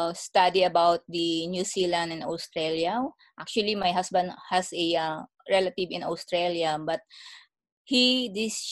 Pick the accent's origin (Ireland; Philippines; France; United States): Philippines; moved away as an adult; also born or lived in Singapore / Malaysia; now in Canada; I came from Philippines. I worked there for 10 years.